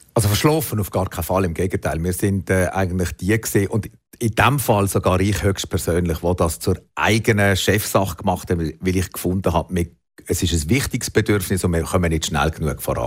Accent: Switzerland; bei uns in der Schweiz

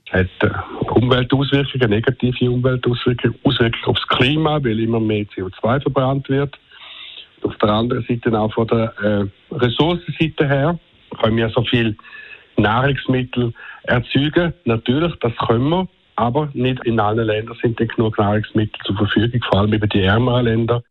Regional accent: Switzerland

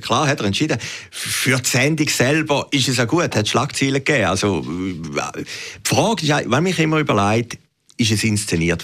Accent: Weinland, Zurich, Switzerland; ich bin im Wieland aufgewachsen

